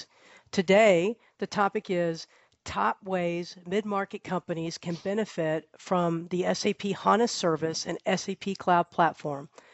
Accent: Texas, United States; I'm from Texas

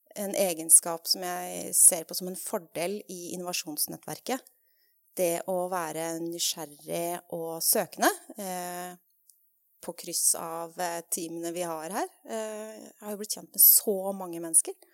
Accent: Norway; moved away as an adult; also born or lived in England; har også jobba på film og TV her hjemme i Norge når jeg flytta hjem

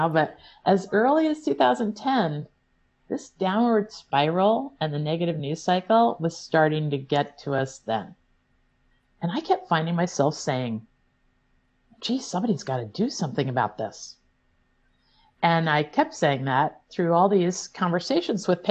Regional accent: Illinois, United States; now in Vermont, United States; I grew up in Illinois, a world away

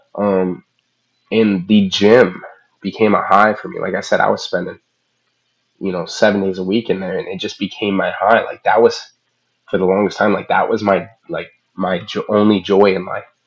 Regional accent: Midwest, United States; I was from the Midwest

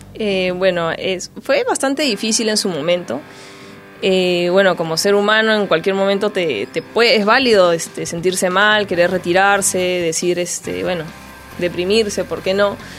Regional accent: Peru; como peruanos que somos

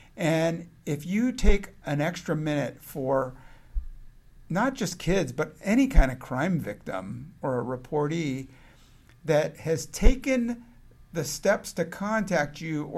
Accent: San Francisco, California, United States; as I grew up in San Francisco and out and got interested in criminal justice classes.

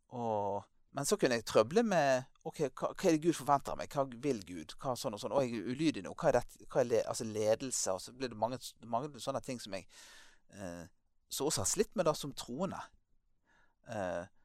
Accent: Bergen, Vestland, Norway; moved away as an adult; also born or lived in Tromsø, Norway; now in Lyngdal, Norway; jeg ble født eh, i Bergen og eh, vokste opp der for det meste

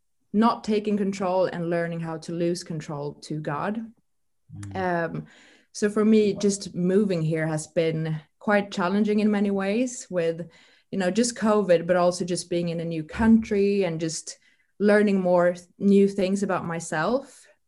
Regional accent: Sweden; English is a second language; now in United Kingdom; As many of you might know, I moved from Sweden 9 months ago to the UK.

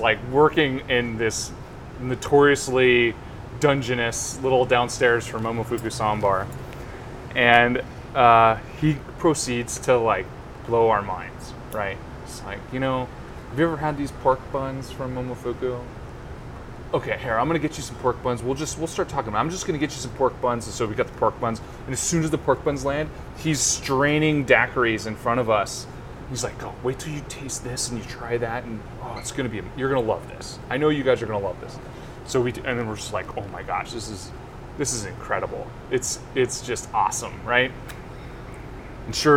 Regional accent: Silicon Valley, California, United States; I'm from Silicon Valley, so obviously I spent time in San Francisco

